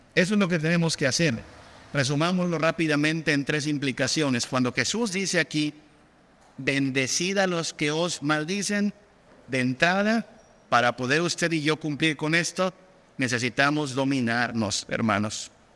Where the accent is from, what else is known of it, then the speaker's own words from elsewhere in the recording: Mexico; en nuestra cultura mexicana